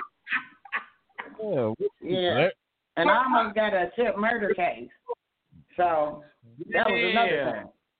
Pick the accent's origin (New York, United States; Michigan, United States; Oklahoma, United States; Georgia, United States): Michigan, United States; Detroit; moved away; also born or lived in Ohio; I'm from Detroit City